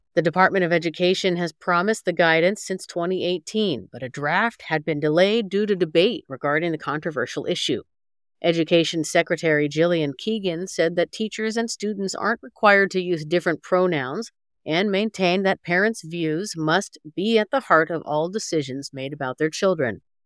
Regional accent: Corpus Christi, Texas, United States; moved away; also born or lived in Brownsville, Texas / Houston, Texas; I was born near Brownsville. I was born in, uh, in Corpus Christi

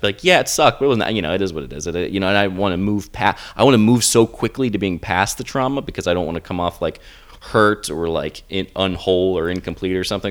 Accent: the South, United States; I'm from the South

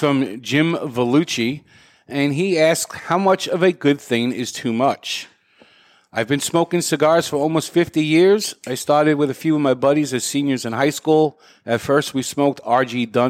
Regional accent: Canada; Before I start, as a Canadian, I feel I first must apologize in case I offend anyone

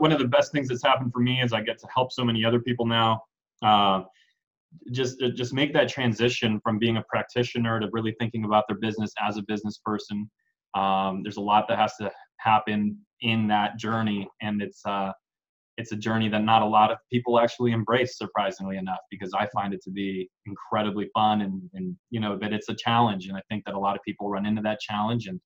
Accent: San Diego, California, United States; also born or lived in Mexico City, Mexico; Grew up in San Diego though the majority of my life. Hmm. Um, since, I mean, since I was a little kid, so sure. this is home.

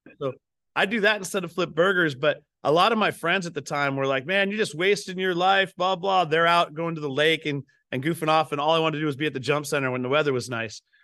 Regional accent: Pacific Northwest, United States; I grew up up here in the Northwest.

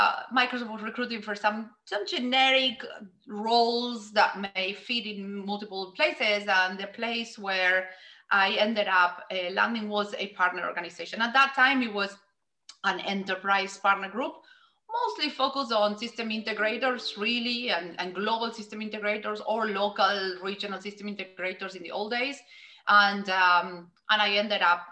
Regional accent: Argentina; moved away as an adult; I grew up in Argentina

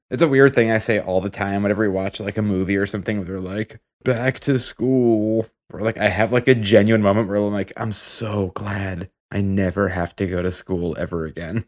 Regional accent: Massachusetts, United States; we're all from Massachusetts

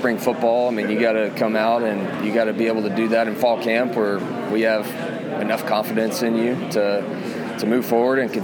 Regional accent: Muleshoe, Texas, United States; moved away; I grew up in Muleshoe, Texas. There's no water

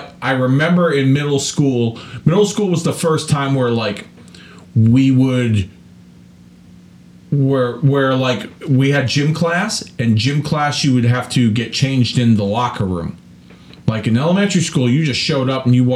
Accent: West Hartford, Connecticut, United States; I moved from East Hartford to West Hartford, Connecticut

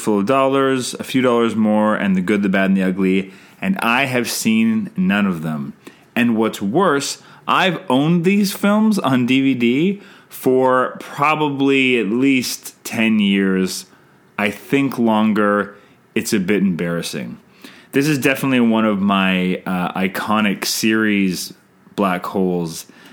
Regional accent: Canada; I'm Canadian filmmaker

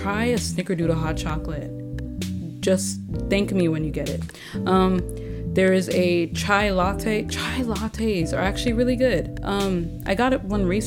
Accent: Nigeria; I'm Nigerian

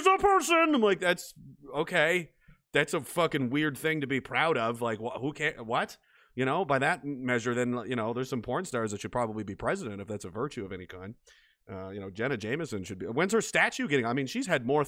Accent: Canada; I'm Canadian and I'm in Canada

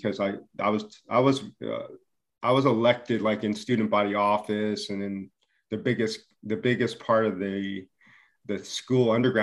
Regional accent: United States; also born or lived in Maryland / Arizona; I'm a Korean American and my dad was white and my mom's Korean. And so I grew up in this bicultural atmosphere. And then we moved from Maryland to Arizona.

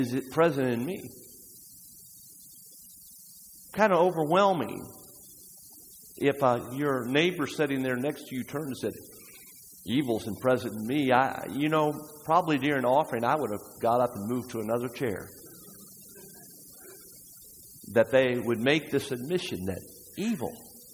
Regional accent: United States; we as Americans

